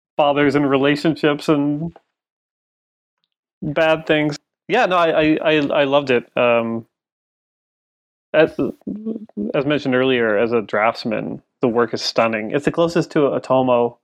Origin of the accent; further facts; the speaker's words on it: Canada; I'm Canadian